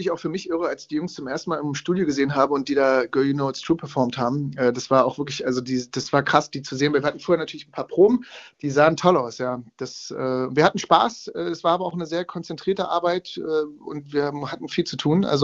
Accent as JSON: {"language": "German", "region": "East Germany", "country": "Germany", "tie": "born there", "said": "weil ich bin im Ostteil von Deutschland geboren. Und da lief bei uns jetzt nicht unbedingt … zu Hause."}